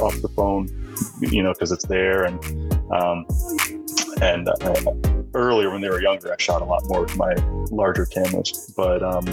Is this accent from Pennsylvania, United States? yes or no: yes; Pennsylvania, United States; now in Boston, United States; we grew up in Pennsylvania and we heated our home mostly with wood